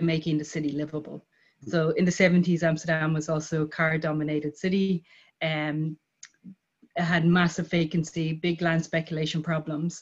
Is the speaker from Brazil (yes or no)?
no; Dublin, Leinster, Ireland; moved away as an adult; I'm from Dublin, I mean, outside of Dublin City, but I spent a lot of time in Dublin City as a child.